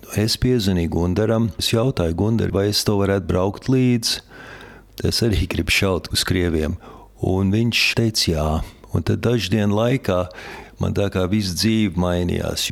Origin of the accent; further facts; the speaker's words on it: New York, United States; now in Latvia; es dzimu sauc Amerikā, tieši Ņujorkā, Bronxā.